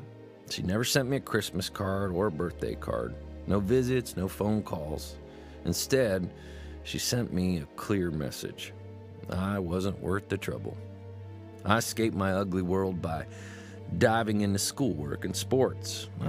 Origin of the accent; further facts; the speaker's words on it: New Hampshire, United States; As a school kid growing up in New Hampshire, I studied hard and actually got straight A's.